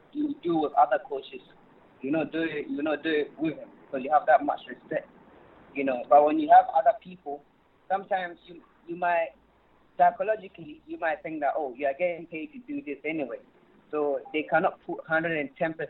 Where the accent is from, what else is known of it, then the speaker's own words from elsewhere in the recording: London, United Kingdom; also born or lived in Ghana; I came over around, I think, 7 or 8. And, I had all my education here.